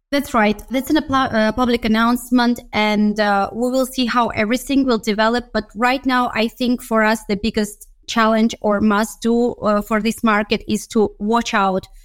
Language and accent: English; Baku, Azerbaijan; moved away as an adult; also born or lived in Budapest, Hungary; I come originally from Baku, Azerbaijan. So that's what I, where I studied